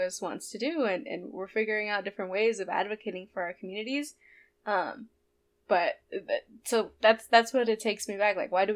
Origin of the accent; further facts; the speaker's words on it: Modesto, California, United States; I grew up in Modesto with undocumented parents